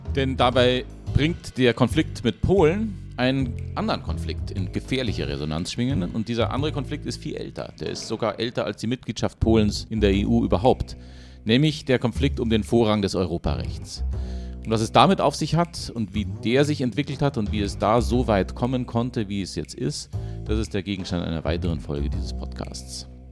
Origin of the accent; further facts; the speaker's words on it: Germany; für uns als Deutsche